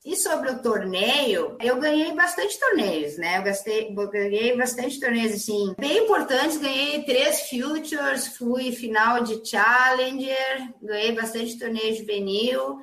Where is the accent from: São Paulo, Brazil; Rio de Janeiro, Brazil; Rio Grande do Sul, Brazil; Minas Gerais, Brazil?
Rio Grande do Sul, Brazil; Caxias do Sul; na minha cidade, em Caxias do Sul, que eu sou nascida em Caxias, no clube que eu comecei a jogar